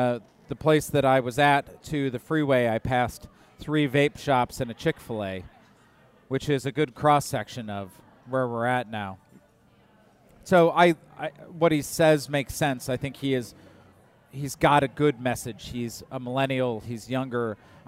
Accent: Indiana, United States; full disclosure, I'm from Indiana originally

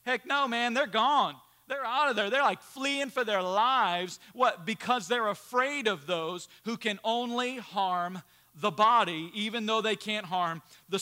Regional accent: United States; we as American Christians

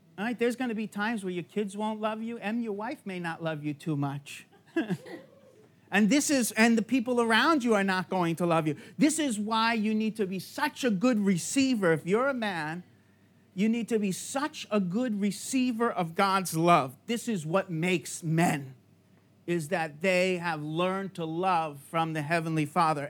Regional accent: New York, United States; moved away; I'm from New York

